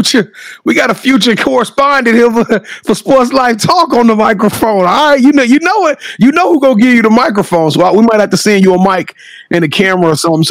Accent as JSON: {"language": "English", "region": "Louisiana", "country": "United States", "said": "I'm from Louisiana"}